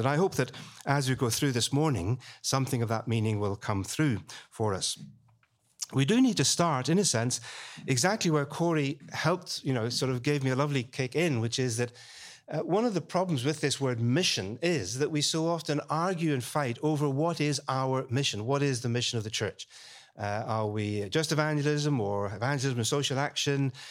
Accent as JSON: {"language": "English", "town": "Belfast", "region": "Northern Ireland", "country": "United Kingdom", "tie": "born or raised there", "moved": "yes", "lives_now": "London, United Kingdom", "said": "I was born and brought up in Belfast"}